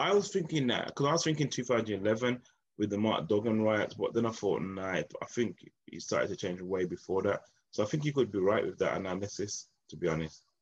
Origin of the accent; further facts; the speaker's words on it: Birmingham, West Midlands, United Kingdom; I'm like from Birmingham inner city, Newtown. Grew up in a postcode area of B19, um, Newtown.